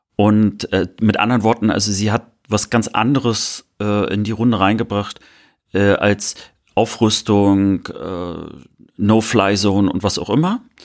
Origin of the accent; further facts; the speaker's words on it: Mecklenburg-Vorpommern, Germany; moved away; Meine Postleitzahl äh, aus der Heimat beginnt ja mit einer 18